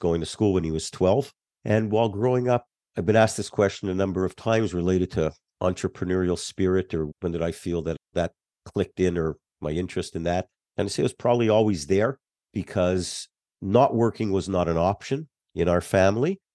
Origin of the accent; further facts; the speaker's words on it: Laval, Quebec, Canada; moved away as an adult; also born or lived in Montreal; now in United States; I grew up in a suburb of Montreal. Uh, Montreal's an island, so I lived on the island just north of Montreal, called Laval